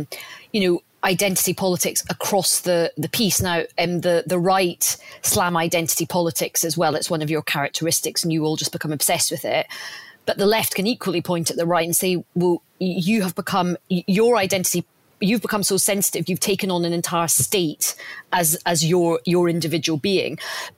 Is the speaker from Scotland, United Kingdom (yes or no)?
yes; Scotland, United Kingdom; moved away; I feel really proud of being Scottish